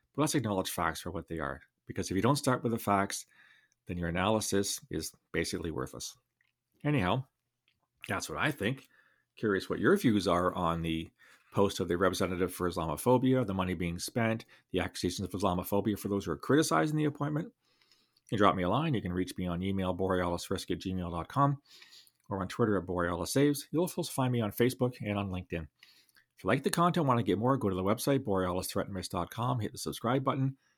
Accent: London, Ontario, Canada; my hometown, Alvada, Ontario

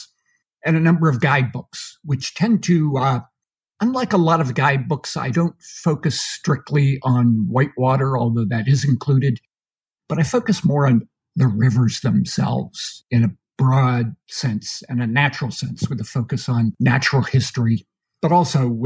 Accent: Pennsylvania, United States; moved away as an adult; also born or lived in Idaho; now in Port Orford, United States; I'm from Pennsylvania originally, so this was a big change for me, you know, coming to the Rocky Mountains.

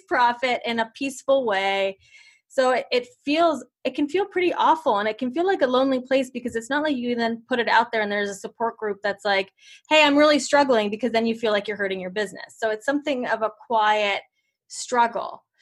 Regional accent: Italy; moved away; I am from Italy

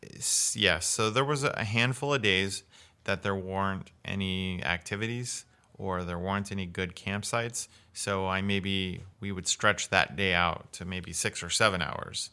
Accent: Missouri, United States; also born or lived in Florida; now in Washington State, United States; I'm from Missouri

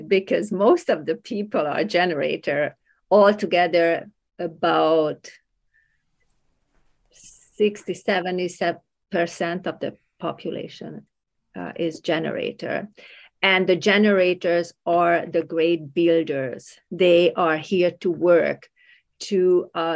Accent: Hungary; moved away as an adult; now in Canada; I grew up in Hungary. I left Hungary when I was about 18 years old

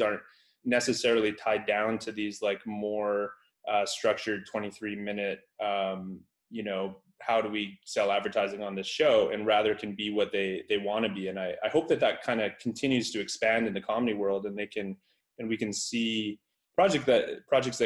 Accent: Canada; I'm from Canada

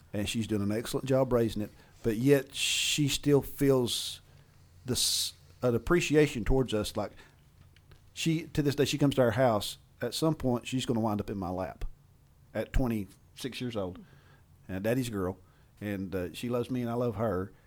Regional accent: Appalachia, United States; being the Appalachian engineer that I am

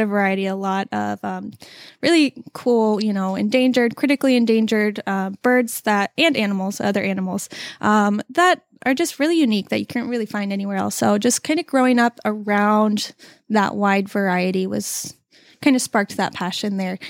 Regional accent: Southern California, United States; moved away; originally I'm from California

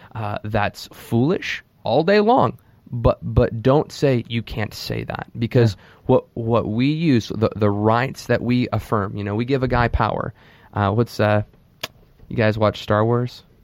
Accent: United States; we as Christians in America

